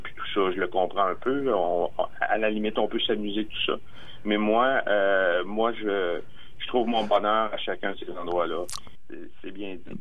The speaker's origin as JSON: {"language": "French", "town": "Armagh", "region": "Quebec", "country": "Canada", "tie": "born or raised there", "said": "Arma, mon village natal"}